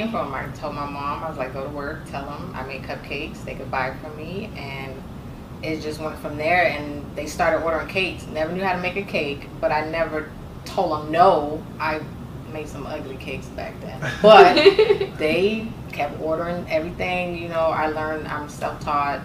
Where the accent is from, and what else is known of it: Lauderhill area, Florida, United States; born or raised there; also born or lived in Jamaica